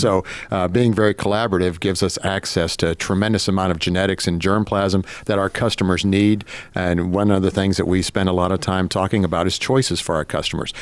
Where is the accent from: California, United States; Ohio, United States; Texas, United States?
Ohio, United States; Northwest; moved away; up in Northwest Ohio, so on a very small grain farm.